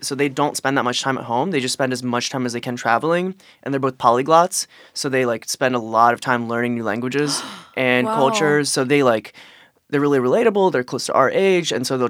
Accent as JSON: {"language": "English", "region": "East Coast", "country": "United States", "said": "I'm from the Torah Belt. That's like D.C., Philly, New York. And I grew up around Judaism"}